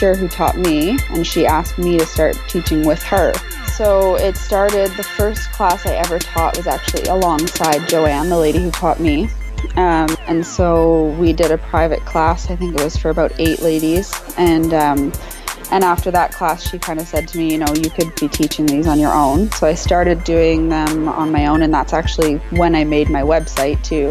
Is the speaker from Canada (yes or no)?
yes; Canada; I'm Canadian